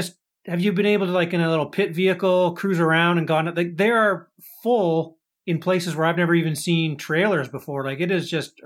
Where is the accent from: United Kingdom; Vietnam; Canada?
Canada; we're Canadian